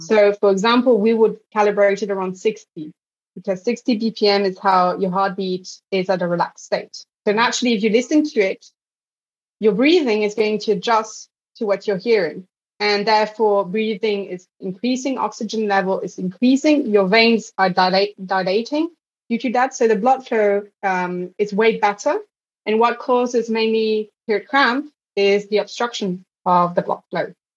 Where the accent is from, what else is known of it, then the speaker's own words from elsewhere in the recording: Belgium; I grew up in Belgium